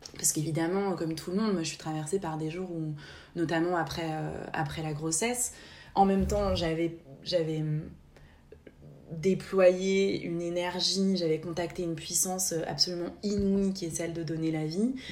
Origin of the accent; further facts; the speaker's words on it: Haute-Savoie, Auvergne-Rhône-Alpes, France; moved away as an adult; now in Basque Coast, France; j'ai grandi en Haute-Savoie